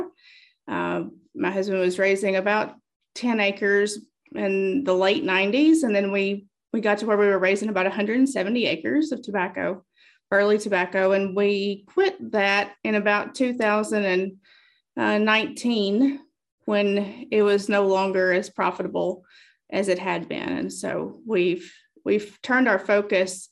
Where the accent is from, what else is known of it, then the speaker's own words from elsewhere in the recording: Monroe County, Bug Tussle, Kentucky, United States; also born or lived in Nashville, Tennessee; I was raised in Monroe County in the Bug Tussle community